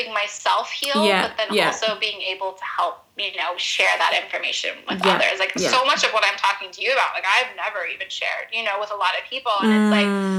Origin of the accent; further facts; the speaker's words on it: Utah, United States; also born or lived in Los Angeles; growing up in Utah, we have so many minerals that mm-hmm. come from the land mm-hmm. here.